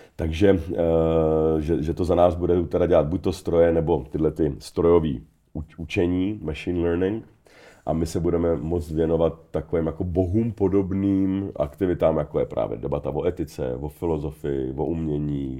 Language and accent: Czech; Czechia; jsem sám sebou, jako Čech